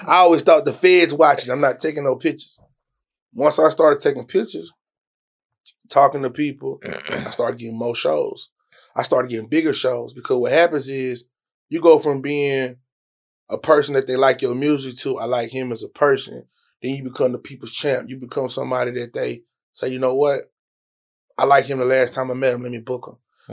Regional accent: Dallas, Texas, United States; also born or lived in Houston, Texas; I was born in Houston, and we moved out here in middle school. Grew up in Redbird area

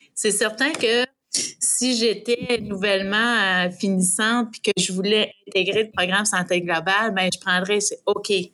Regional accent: Saint-Romuald, Quebec, Canada; moved away as an adult; now in Sherbrooke, Canada; moi, je suis une native de Québec, sur la rive sud de Saint-Romuald, un petit village.

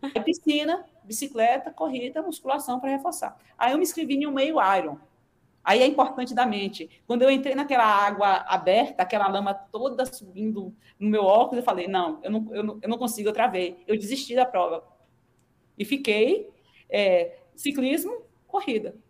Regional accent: Aracaju, Sergipe, Brazil; moved away as an adult; now in Ribeirão Preto, Brazil; eu sou de Aracaju, então tinha a orla para eu correr

